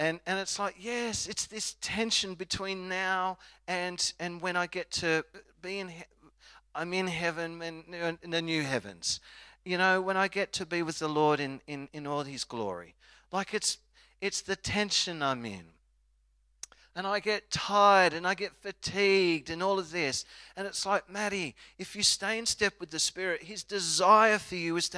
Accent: Australia; I'm an Aussie

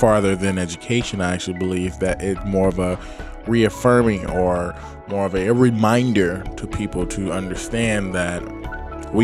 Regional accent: Detroit, Michigan, United States; also born or lived in Boston, Massachusetts; now in Los Angeles, United States; I am from Detroit, Michigan, and educated in Boston, Massachusetts.

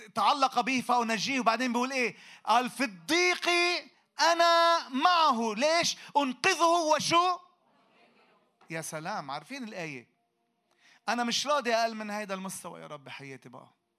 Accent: Lebanon; احنا عندنا في لبنان

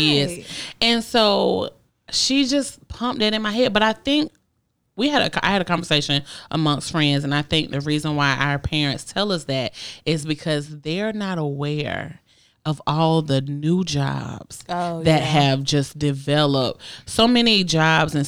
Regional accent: Augusta, Georgia, United States

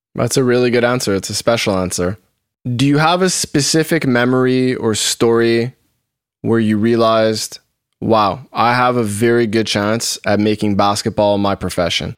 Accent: Montreal, Quebec, Canada; I'm born and raised in Montreal

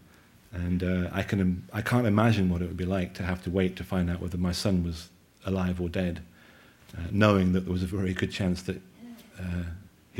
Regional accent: United Kingdom; moved away; I'm obviously a Limey, and I'm an outsider

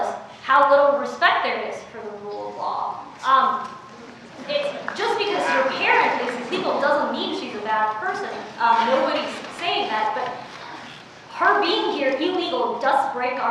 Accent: Oakland, California, United States; English is a second language; also born or lived in China; I grew up in Oakland

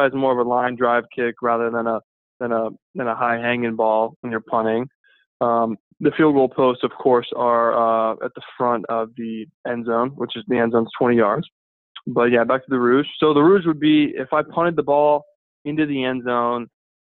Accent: United States; as an American myself

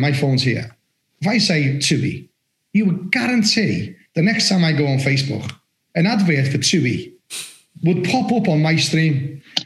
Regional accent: Liverpool, North West England, United Kingdom; accent: Scouse; now in Somerset, United Kingdom; I'm from Liverpool

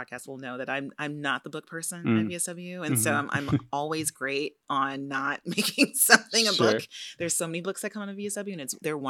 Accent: California, United States; born or raised there; moved away

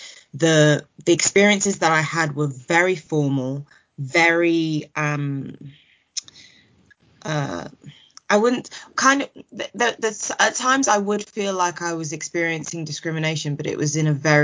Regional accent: Kent, South East England, United Kingdom; my experience growing up in Kent.

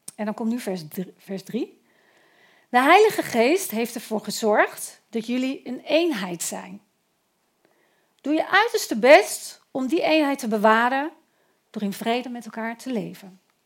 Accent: Eindhoven, North Brabant, Netherlands; Ik ben echt een Eindhovenaar

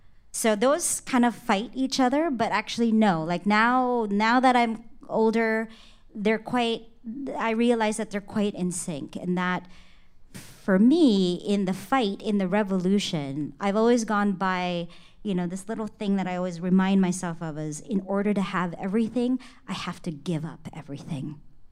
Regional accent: Philippines; because I think being a Filipino, servitude is a thing in our culture, right?

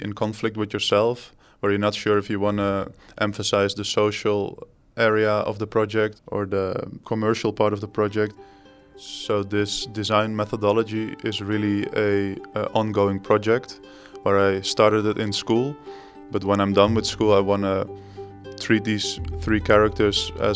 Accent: Netherlands; we are from the Netherlands

